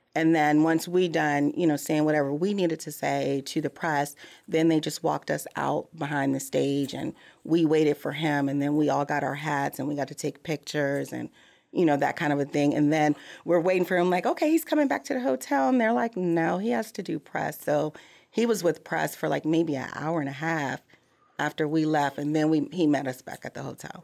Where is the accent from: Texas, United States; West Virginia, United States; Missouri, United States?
Missouri, United States; I'm from Missouri